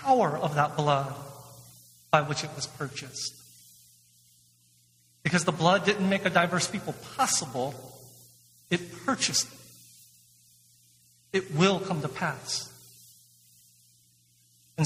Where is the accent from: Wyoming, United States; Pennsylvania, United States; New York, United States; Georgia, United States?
Georgia, United States; Atlanta; my hometown of Atlanta